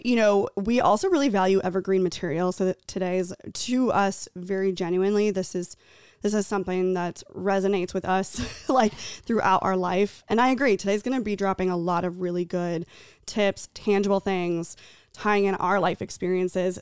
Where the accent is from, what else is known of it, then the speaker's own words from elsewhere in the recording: Tucson, Arizona, United States; I grew up in Tucson.